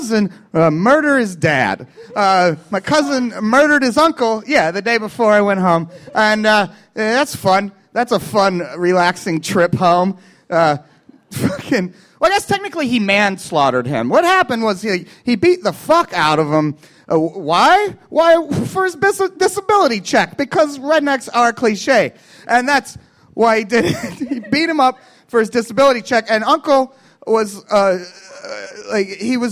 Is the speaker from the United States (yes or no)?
yes; Kentucky, United States; moved away as an adult; also born or lived in Chicago; now in Los Angeles, United States; I'm from Kentucky